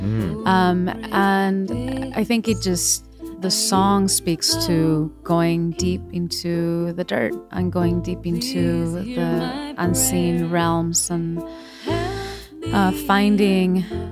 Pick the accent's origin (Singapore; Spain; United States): Spain; Majadahonda, Community of Madrid; also born or lived in Seville; And I grew up in outside Madrid, in uh-huh. a town called Majadahonda.